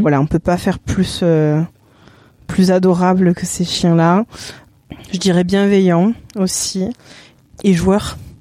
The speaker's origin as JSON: {"language": "French", "region": "Normandy", "country": "France", "also_born_or_lived": "Cavaillon / Salon-de-Provence", "moved": "as an adult", "lives_now": "Provence, France", "said": "je ne suis pas du sud, je suis de Normandie"}